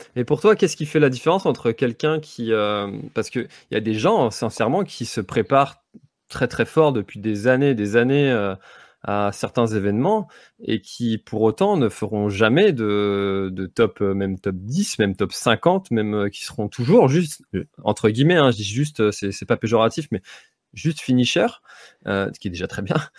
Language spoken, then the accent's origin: French; Brittany, France; chez nous en Bretagne